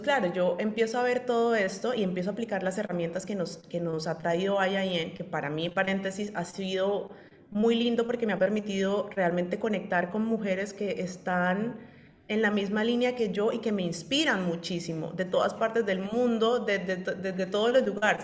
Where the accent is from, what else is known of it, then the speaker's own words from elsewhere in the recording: Colombia; soy colombiana